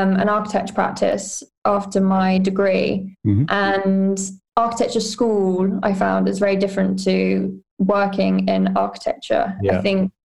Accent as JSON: {"language": "English", "town": "Newark", "region": "East Midlands", "country": "United Kingdom", "tie": "born or raised there", "also_born_or_lived": "Nottingham / Grantham / London", "moved": "yes", "said": "I was born in Nottingham, and then as four or five, I moved between villages around Newark and Grantham, Claypole or Bennington, Westborough"}